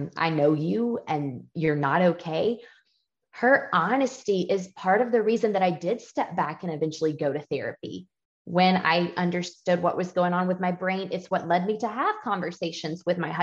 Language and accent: English; Georgia, United States; I grew up in a Southern home. I'm from Georgia